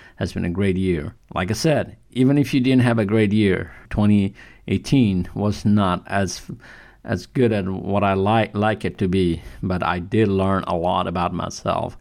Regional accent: Kathmandu, Bagmati, Nepal; moved away; I'm from Nepal, from Kathmandu.

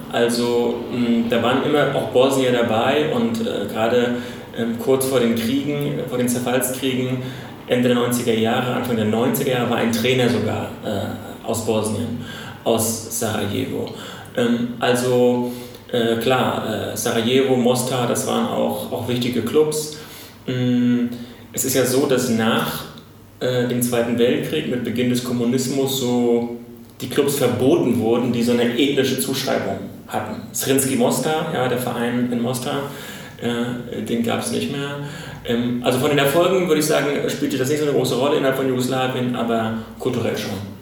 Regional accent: Germany; als Deutscher

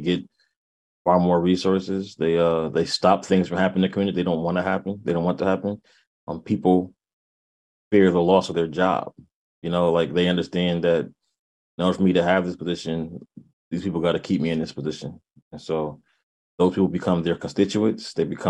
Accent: New Haven, Connecticut, United States; now in Hartford, United States; Yeah, I'm … I'm born and raised in New Haven. Resident of Hartford right now.

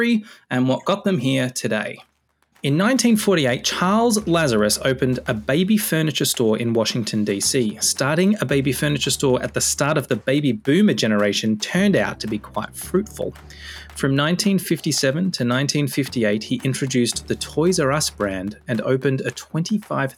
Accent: Australia; I grew up in Australia in a small town, a couple of thousand people

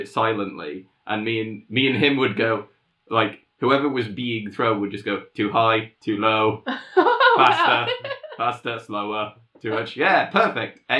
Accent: England, United Kingdom; I'm English

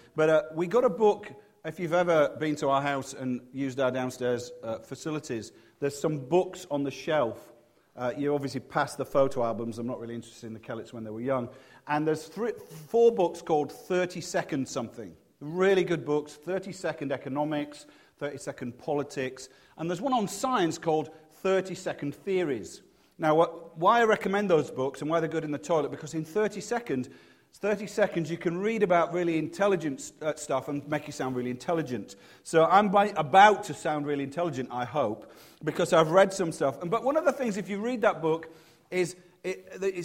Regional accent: Leeds, Yorkshire and the Humber, United Kingdom; now in Cheltenham, United Kingdom; because I'm from Leeds, we didn't have a very big house

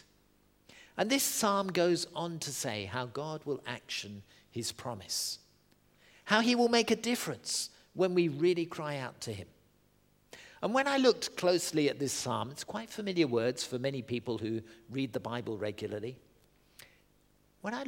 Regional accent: Southend-on-Sea, East of England, United Kingdom; I grew up in Southend-on-Sea, the estuary of the Thames

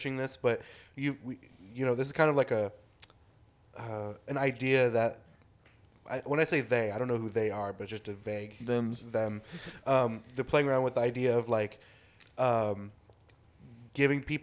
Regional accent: Ohio, United States; where I grew up at in Ohio

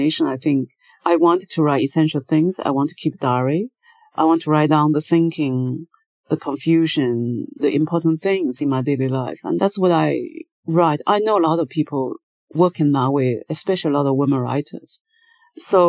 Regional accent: China; moved away as an adult; also born or lived in United Kingdom / New York, United States; Since I left China, I was 30 years old

